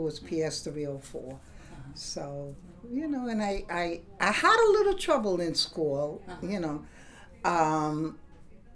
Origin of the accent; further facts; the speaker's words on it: New York City, New York, United States; I was born in Brooklyn, 63 years ago